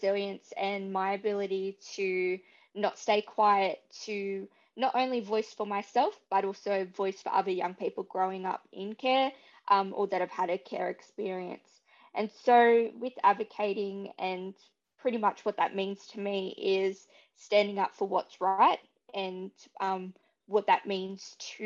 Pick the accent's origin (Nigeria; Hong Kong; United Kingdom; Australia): Australia; Dubbo, New South Wales; moved away as an adult; now in Beresfield, Australia; I've grown up on beautiful Wiradjuri country all my life and always had a proud connection to Dubbo community